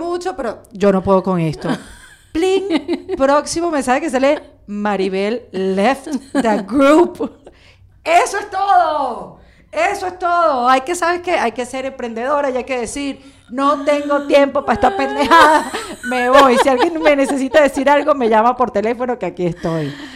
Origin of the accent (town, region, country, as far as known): Venezuela